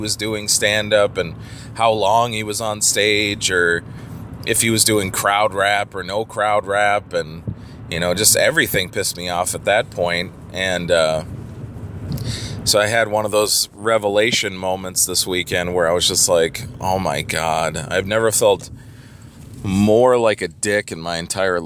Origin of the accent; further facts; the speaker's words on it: Minnesota, United States; I'm from Minnesota